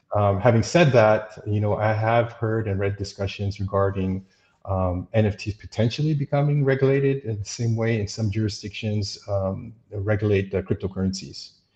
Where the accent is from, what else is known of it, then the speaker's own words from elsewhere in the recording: United States; moved away as an adult; I'm an American